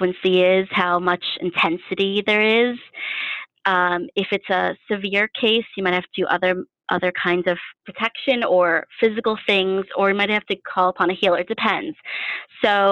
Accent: New York City, New York, United States; I grew up in New York City.

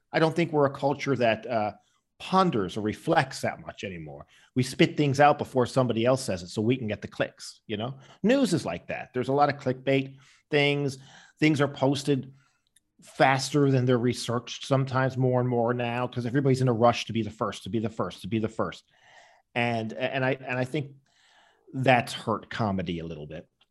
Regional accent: Newfoundland and Labrador, Canada; I was growing up in Newfoundland

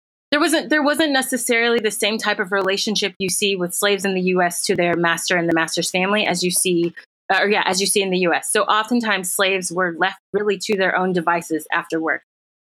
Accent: the South, United States; I mean, I'm from the South originally, and I will tell you, when you go to a white church, a black church and a white church in the South and throughout the United States

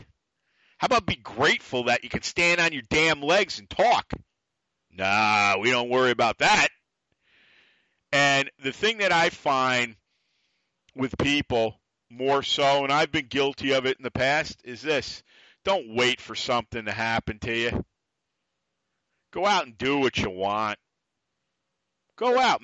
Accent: New York, United States; accent: New York; me being still a New Yorker, it's the attitude. It's the voice. The accent.

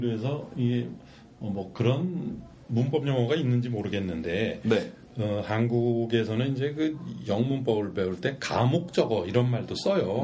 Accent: South Korea; 그 한국 사람으로서

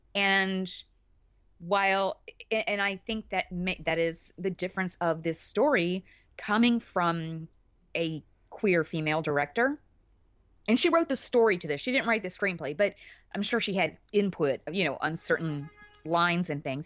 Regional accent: Alabama, United States; where I grew up in Alabama, actually had a pretty sizable Catholic population.

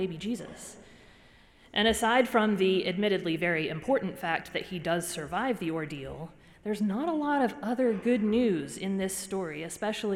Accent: Georgia, United States; moved away; I'm from Georgia

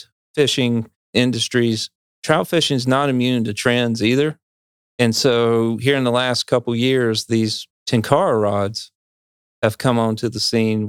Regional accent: North Carolina, United States; Well, so I grew up in Piedmont in North Carolina, and I fished for bluehead chubs with a cane pole.

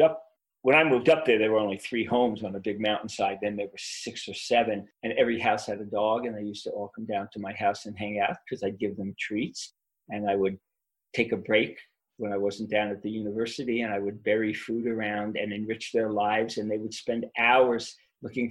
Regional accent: New York City, New York, United States; also born or lived in South Shore of Long Island, New York; now in Boulder, United States; I grew up in Brooklyn, New York

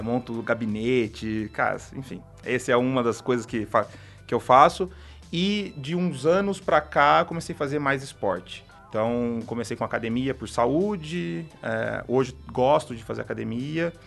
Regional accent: São Carlos, São Paulo, Brazil; A gente é de São Carlos. É, aí eu fui, fiz, fiz é, engenharia

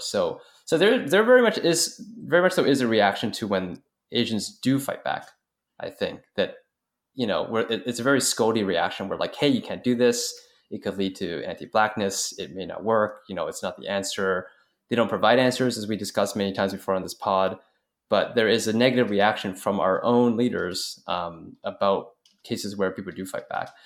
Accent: Canada; As a Canadian

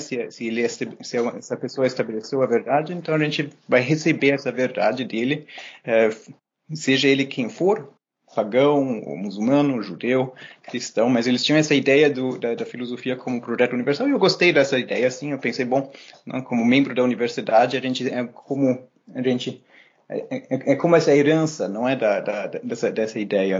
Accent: São Paulo, Brazil; moved away as an adult; also born or lived in Germany / Berlin / Jerusalem; now in Montreal, Canada; os meus pais resolveram voltar e a gente foi para o Brasil, uh, de uma cidadezinha pequena na Alemanha, a gente mudou para São Paulo

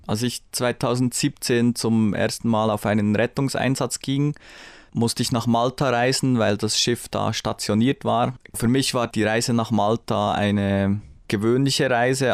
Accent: Bern, Switzerland; ich bin in Bern aufgewachsen

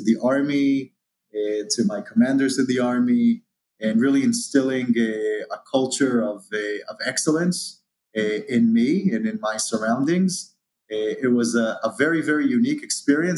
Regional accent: Israel; originally born and raised in Israel

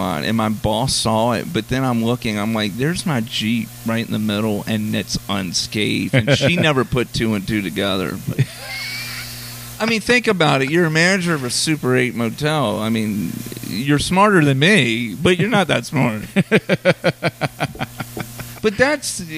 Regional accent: Richmond, Virginia, United States; We're original Richmonders. We're purebred Richmond

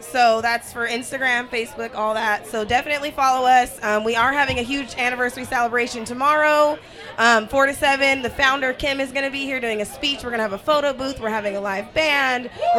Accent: Southern California, United States; I'm born and raised in Southern California. I was born a Laker fan.

